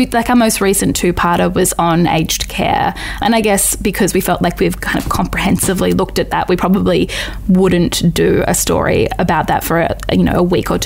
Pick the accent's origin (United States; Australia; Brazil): Australia; Northern Territory; moved away; I'm from the Northern Territory originally